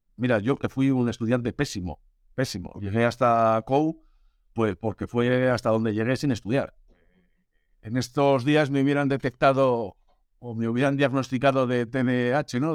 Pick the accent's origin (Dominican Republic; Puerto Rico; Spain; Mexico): Spain; Burgos, Castile and León; moved away as an adult; also born or lived in Germany / Galicia; nací en Alemania, me mandaron a Burgos cuando tenía dos años